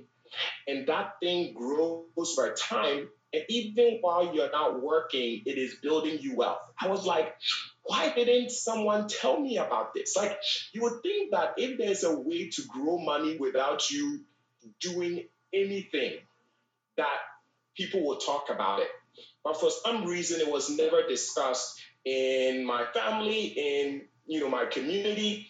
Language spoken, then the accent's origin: English; Ghana; moved away; also born or lived in Bronx, New York, United States; I was born and raised in Ghana, West Africa